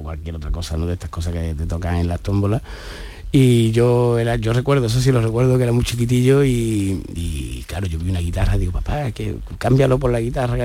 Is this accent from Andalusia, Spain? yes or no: yes; Málaga, Andalusia, Spain; aquí en mi tierra